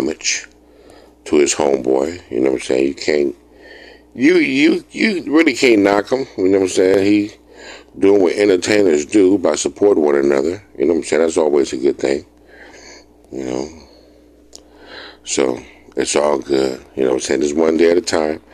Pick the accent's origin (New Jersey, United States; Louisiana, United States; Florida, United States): Louisiana, United States; New Orleans; moved away as an adult; also born or lived in Alabama; now in Mississippi, United States; I was born and raised in New Orleans.